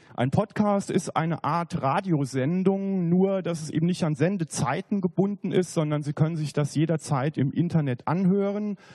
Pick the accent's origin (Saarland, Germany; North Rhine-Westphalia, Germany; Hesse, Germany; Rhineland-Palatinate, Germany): Saarland, Germany; near Saarbrücken; moved away as an adult; also born or lived in Bavaria; Ich bin im Saarland aufgewachsen, in der Nähe von Saarbrücken